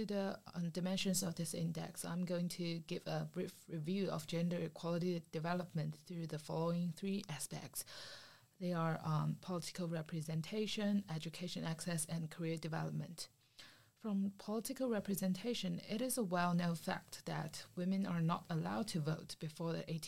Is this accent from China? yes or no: yes; China; I'm from China